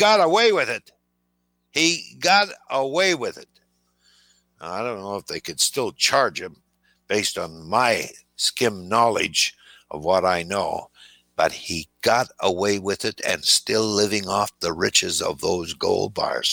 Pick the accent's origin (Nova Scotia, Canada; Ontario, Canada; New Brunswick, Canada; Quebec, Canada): Ontario, Canada; Timmins; moved away; my hometown of Timmins, Ontario, in northern Canada